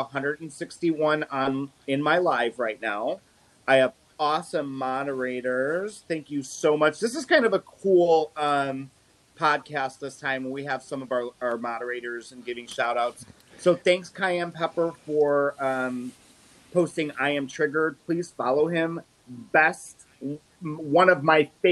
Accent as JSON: {"language": "English", "region": "Illinois", "country": "United States", "said": "I'm from Illinois"}